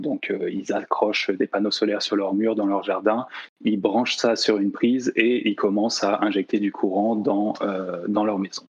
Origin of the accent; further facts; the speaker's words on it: La Rochelle, Nouvelle-Aquitaine, France; also born or lived in Nantes; je, suis français, hein, j'ai grandi euh, sur la côte ouest aussi, à La Rochelle